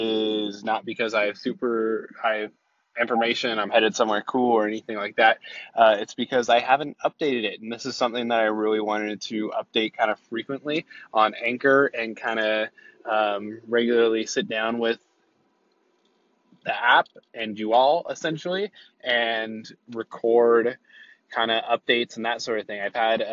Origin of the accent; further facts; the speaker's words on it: California, United States; I'll be headed back to my hometown of the central coast coming next 2 weeks or so.